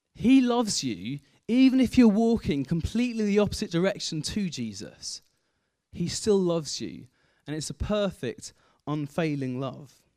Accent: Kent, South East England, United Kingdom; moved away as an adult; also born or lived in Aldridge; I grew up in Kent, spent the first eighteen years of my life in Kent

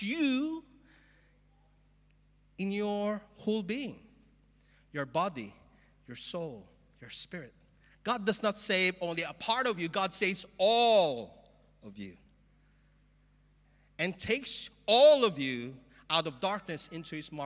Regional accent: Philippines; moved away; I'm from the Philippines

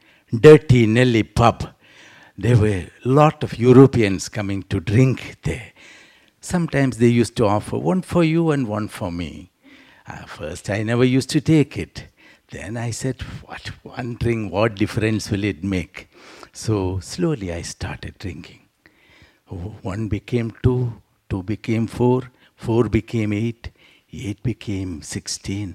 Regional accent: South India, India; also born or lived in Trivandrum; I come from South India

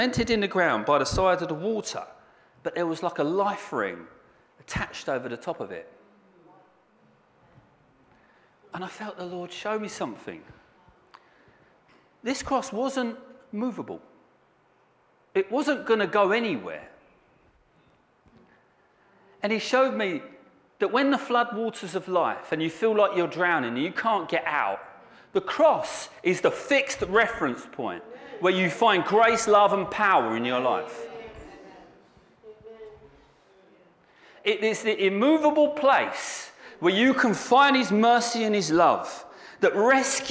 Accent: Southend-on-Sea, East of England, United Kingdom; moved away; I'm from Southend

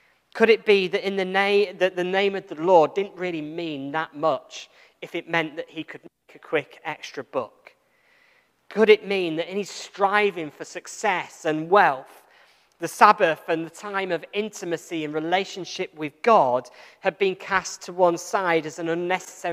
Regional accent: England, United Kingdom; I'm from England

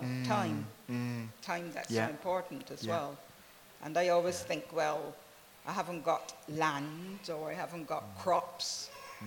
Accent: Barbados; moved away; Originally, I'm from Barbados

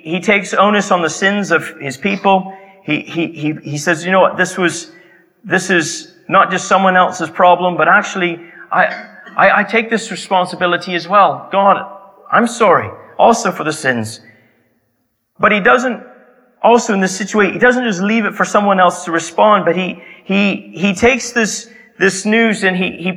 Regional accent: Canada; my hometown in Canada

